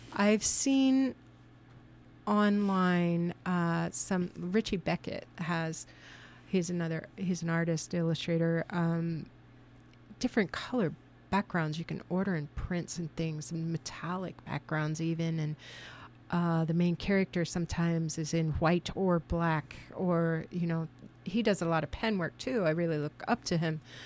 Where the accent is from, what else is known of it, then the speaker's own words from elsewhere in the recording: Lima, Ohio, United States; moved away; I'm from Lima, Ohio, but I've been here for twenty-eight years